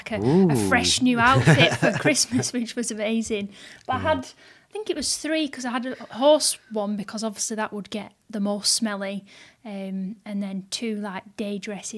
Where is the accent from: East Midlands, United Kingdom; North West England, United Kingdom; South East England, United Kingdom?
North West England, United Kingdom; Bolton; Born and bred in Bolton. My grandparents, grandma still lives here. They've always lived here.